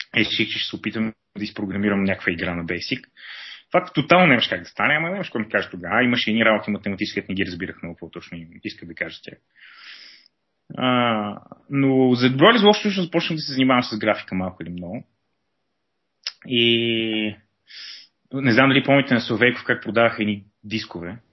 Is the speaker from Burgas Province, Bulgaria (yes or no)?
no; Sofia, Sofia City, Bulgaria; also born or lived in Pazardzhik; живял съм в София през съзнателната част от живота си, като а, съм раснал по кварталите.